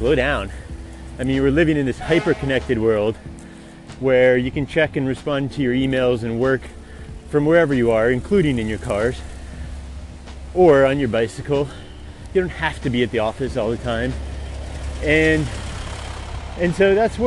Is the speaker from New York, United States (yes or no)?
yes; Albany, New York, United States; moved away; I grew up in Albany, New York